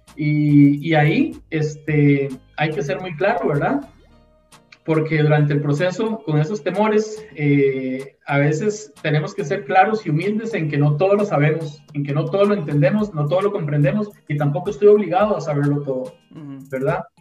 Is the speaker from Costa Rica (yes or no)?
yes; Costa Rica; yo como costarricense